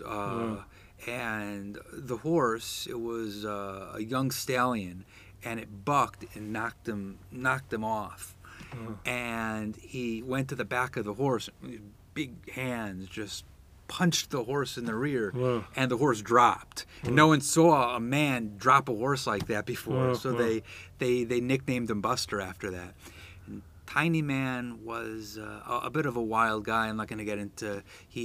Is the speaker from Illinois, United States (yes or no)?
no; Teaneck, New Jersey, United States; also born or lived in Washington, D.C.; I was born in Washington, D.C. Grew up at the age of four, moved to Teaneck, New Jersey.